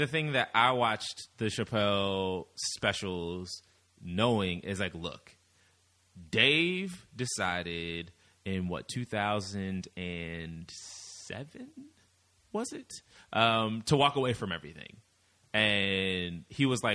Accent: Midwest, United States; we're both from the Midwest

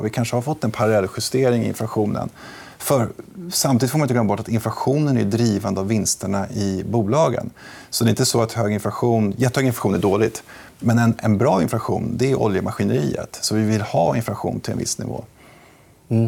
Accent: Sweden; som svensk

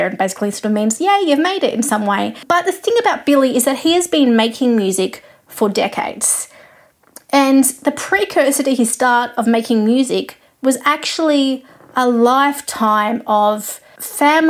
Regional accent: Australia; I'm an Australian music journalist

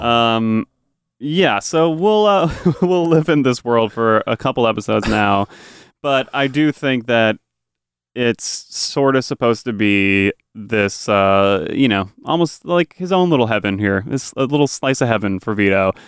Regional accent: New England, United States; I'm from New England.

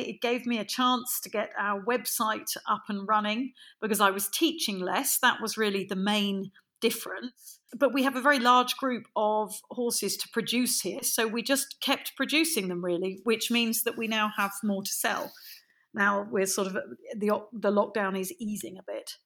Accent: London, United Kingdom; now in Devon, United Kingdom; I'm from London. I'm I'm London born and bred.

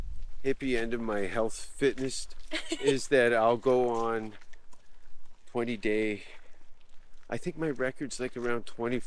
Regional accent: Canada; moved away; also born or lived in Stockholm, Sweden / Los Angeles; as a Canadian

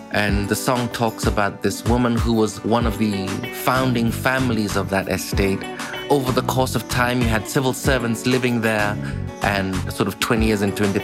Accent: Kenya; English is a second language; I chose to sing this song in my mother tongue, which is a bit of a thing in Kenya.

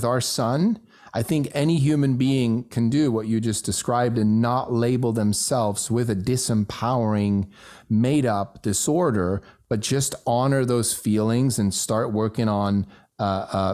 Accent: Switzerland; born or raised there; first language German; English is a second language; moved away

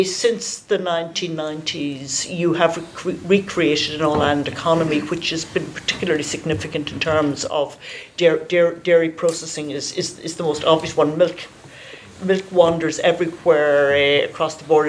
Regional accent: near Crossmaglen, Northern Ireland, United Kingdom; I grew I grew up in Carton Cross, which uh, you know is is is is about ten miles from Crossmaglen

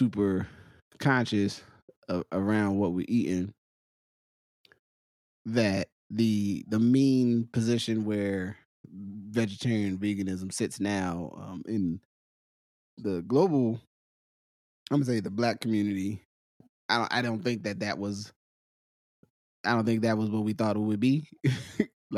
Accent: Willingboro, New Jersey, United States; growing up in Willimboro

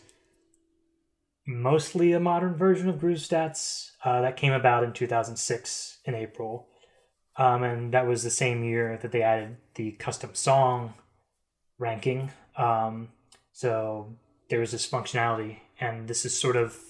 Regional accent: East Coast, United States; I'm from the East Coast.

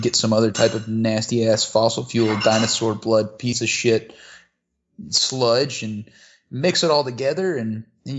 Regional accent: Kentucky, United States; we're both from Kentucky

